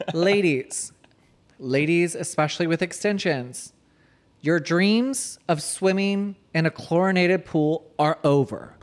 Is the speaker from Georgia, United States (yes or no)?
yes; Marietta, Georgia, United States; I grew up in Marietta.